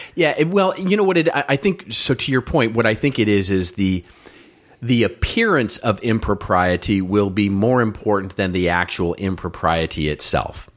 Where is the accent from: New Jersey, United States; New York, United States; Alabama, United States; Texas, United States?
Texas, United States; Irving; also born or lived in Dallas; I grew up in Irving, and I used to say, yeah, I grew up in the streets, the mean streets of Irving, Texas.